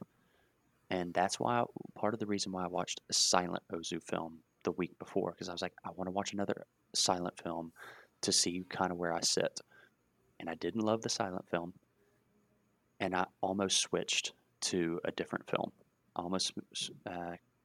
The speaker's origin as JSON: {"language": "English", "country": "United States", "tie": "born or raised there", "said": "I've grown up in America. I'm very American"}